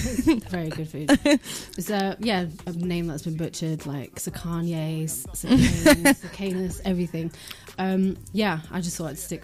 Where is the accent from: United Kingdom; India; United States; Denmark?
Denmark; born there; moved away; And I think, so I was born in Denmark. And when I came to this country